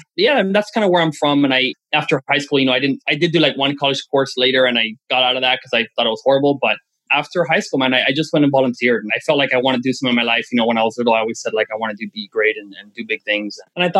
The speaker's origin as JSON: {"language": "English", "country": "Venezuela"}